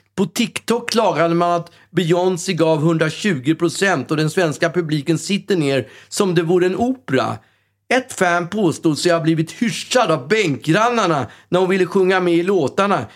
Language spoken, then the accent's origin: Swedish; Sweden; som den svensk man är